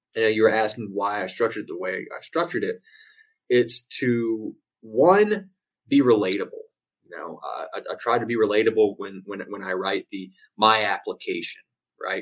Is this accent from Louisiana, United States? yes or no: yes; Louisiana, United States; moved away as an adult; now in Houston, United States; I live in uh, Houston, Texas at the moment, but I was born and raised in Louisiana